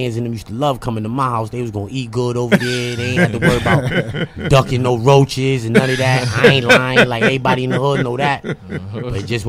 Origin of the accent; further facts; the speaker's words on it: New York City, New York, United States; I grew up, man. I'm from Queens, Corona, 105th and Northern.